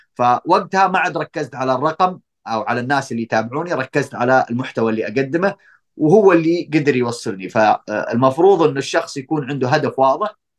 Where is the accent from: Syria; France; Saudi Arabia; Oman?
Saudi Arabia; احنا عندنا في السعوديه